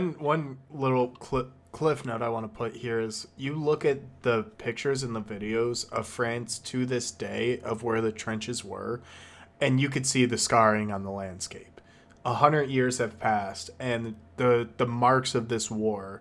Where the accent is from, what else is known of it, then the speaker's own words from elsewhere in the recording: United States; as an American